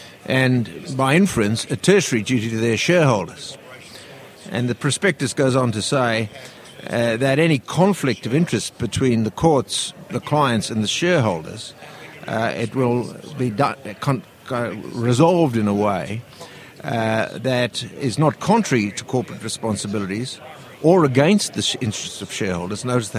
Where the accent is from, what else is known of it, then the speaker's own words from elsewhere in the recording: Australia; Yeah, sure. I'm from Australia.